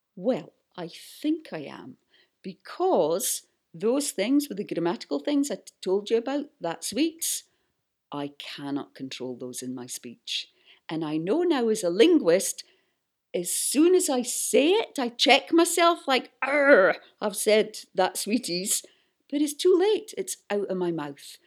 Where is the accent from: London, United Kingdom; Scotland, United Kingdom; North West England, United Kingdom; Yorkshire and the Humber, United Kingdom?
Scotland, United Kingdom; Buckie; moved away; when I go back to my hometown in northeast Scotland, I start speaking like